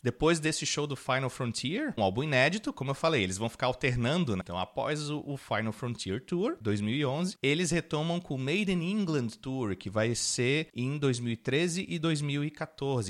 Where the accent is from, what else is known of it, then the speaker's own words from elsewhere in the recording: Florianópolis, Santa Catarina, Brazil; a gente é de Florianópolis